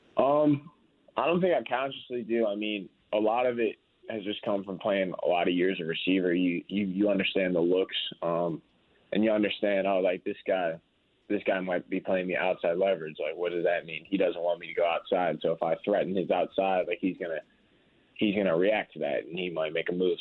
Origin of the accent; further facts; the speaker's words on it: Chicago, Illinois, United States; now in Indianapolis, United States; I grew up in Chicago